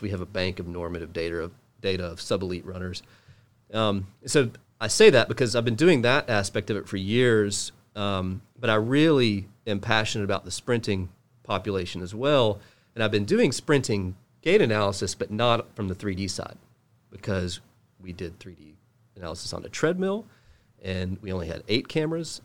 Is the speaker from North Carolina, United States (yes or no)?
yes; Charlotte, North Carolina, United States; also born or lived in Cary, North Carolina; I grew up in Charlotte.